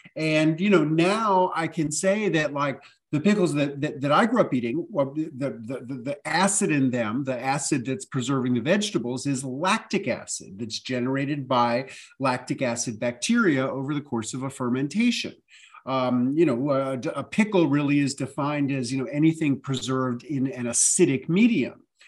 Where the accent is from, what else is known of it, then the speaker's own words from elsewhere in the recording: New York City, New York, United States; I grew up in New York City